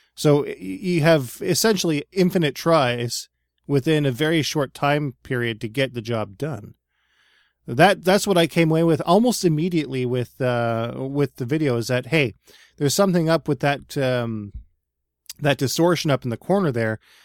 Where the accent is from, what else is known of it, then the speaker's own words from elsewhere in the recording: Nova Scotia, Canada; We live in, like, suburban Nova Scotia